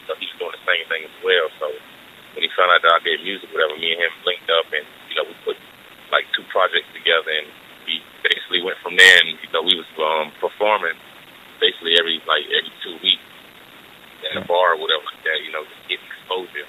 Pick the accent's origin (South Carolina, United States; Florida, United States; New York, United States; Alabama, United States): South Carolina, United States; Columbia; also born or lived in Newark, New Jersey; I've been in Columbia since I've been two, man. Like, this is home for me.